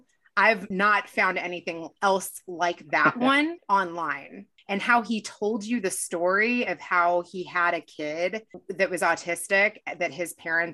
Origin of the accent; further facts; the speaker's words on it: Kentucky, United States; We actually grew up not that far from each other because I'm from Kentucky.